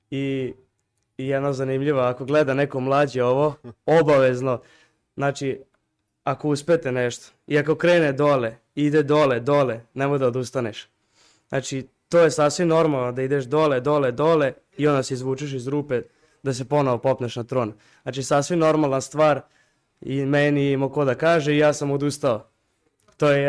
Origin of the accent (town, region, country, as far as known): Serbia